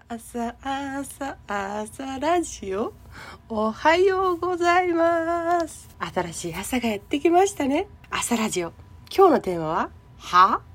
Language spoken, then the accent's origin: Japanese; Okinawa, Japan; 沖縄生まれ沖縄育ち